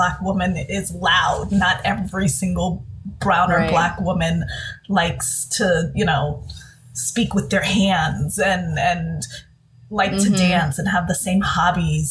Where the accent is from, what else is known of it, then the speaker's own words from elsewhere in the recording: Dominican Republic; I'm from the Dominican Republic, so I'm Latina